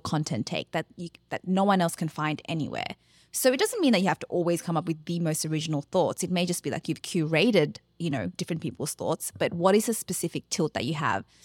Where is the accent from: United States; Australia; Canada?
Australia; as Australians, because that's who we are